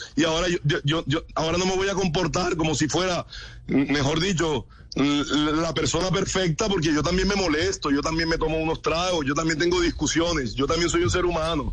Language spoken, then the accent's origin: Spanish; Colombia